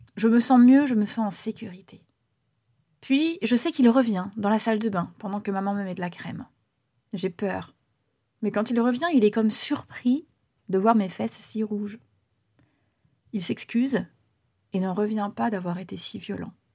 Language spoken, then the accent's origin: French; Bourganeuf, Nouvelle-Aquitaine, France; also born or lived in Rouen; Nous sommes à Bourganeuf, en Creuse, dans les années 90. Initialement, je suis née à Rouen